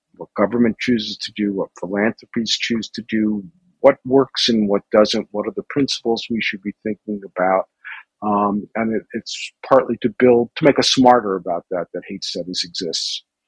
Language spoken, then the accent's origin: English; New York City, New York, United States; I grew up in New York City